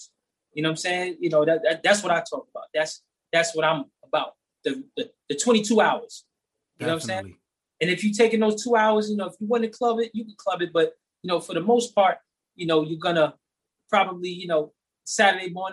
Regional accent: New York City, New York, United States; I'm from the Bronx

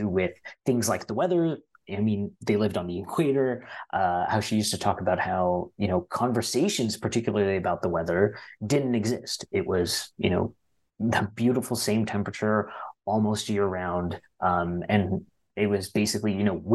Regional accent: Ottawa, Ontario, Canada; we all grew up in Ottawa.

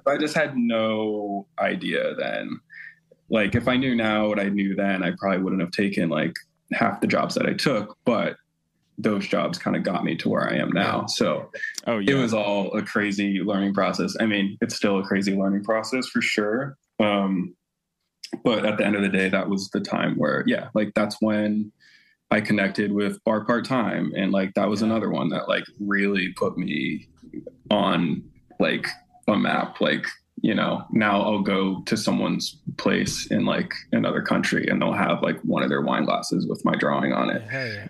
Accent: Sarasota, Florida, United States; I grew up in small town Sarasota, Florida

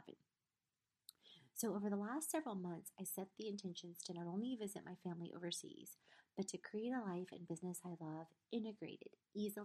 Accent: South Carolina, United States; also born or lived in Poland / Trieste, Italy; I was born in Poland, left to a refugee camp in Trieste, Italy, which is about an hour outside of Venice, when I was 6 months old, lived there for 10 months. Then we immigrated to South Carolina

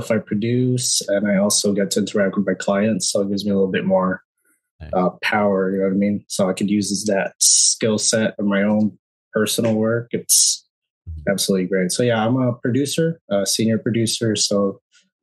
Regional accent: Bay Area, California, United States; I grew up around the Bay Area for a very long time.

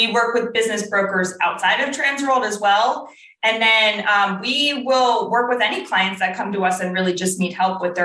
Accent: New Jersey, United States; moved away as an adult; also born or lived in Ohio; I grew up in South Jersey

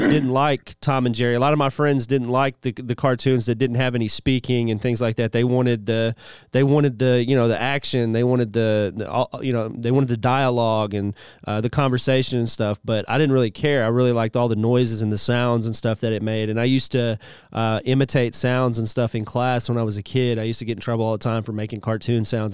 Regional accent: United Kingdom; now in United States; I'm actually a British national.

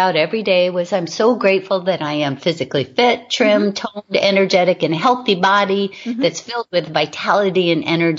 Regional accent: Hawaii, United States; I was raised in Hawaii

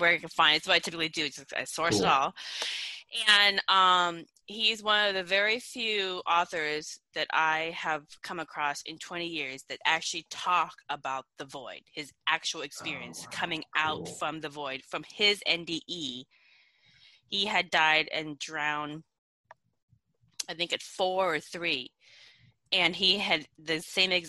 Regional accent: Laos; I'm from Laos

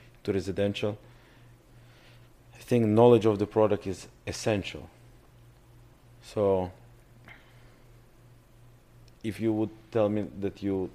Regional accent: Russia; accent: Russian; English is a second language; moved away; My father laughed on my Russian accent.

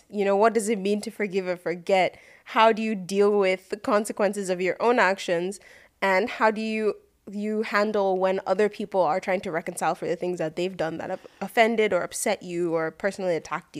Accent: Nigeria; I'm Nigerian, it's in my blood to insult people.

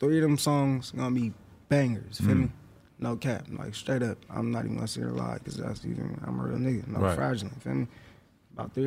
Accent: Stockton, California, United States; also born or lived in Oakland, California; Just Stockton, Oakland, that's where I was raised at, back and forth

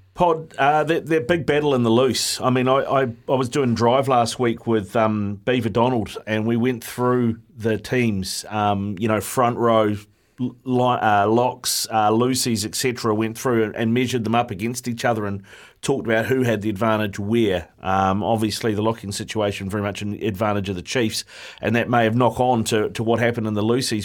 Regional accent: Auckland, New Zealand; I born and bred in Auckland

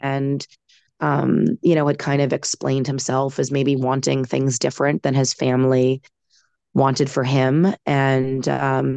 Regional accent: Boston, Massachusetts, United States; I am in my hometown of Boston proper

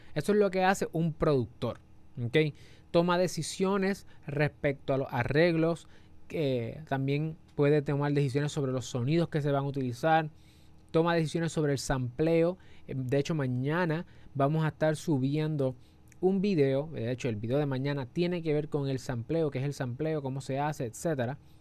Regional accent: Puerto Rico; somos de Puerto Rico

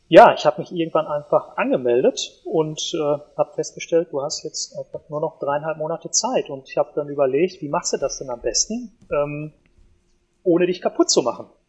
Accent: Ruhr area, North Rhine-Westphalia, Germany; bei uns im Ruhrpott

